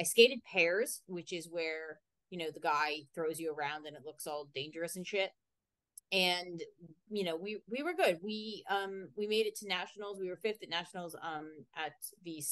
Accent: Lancaster, Pennsylvania, United States; I grew up in Lancaster, Pennsylvania, in the heart of Amish country.

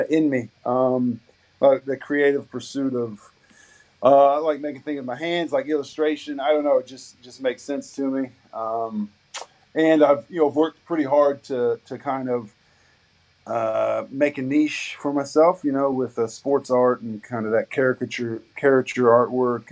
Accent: Bluffton, Indiana, United States; moved away as an adult; now in Australia; growing up in Indiana, and like, I never thought in a million years I'd live somewhere else other than other than

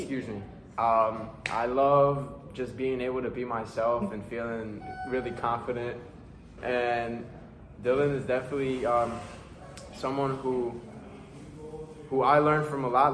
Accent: Ecuador; now in Stanford; I was born in Ecuador. I'm 23 years old. I live in Stanford.

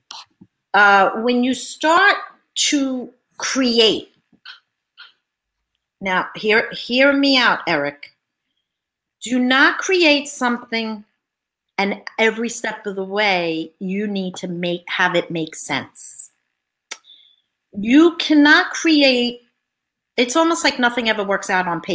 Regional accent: New York, United States; I'm from New York

